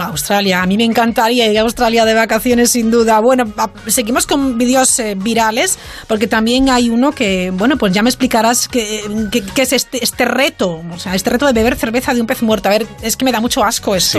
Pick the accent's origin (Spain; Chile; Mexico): Spain; Vigo, Galicia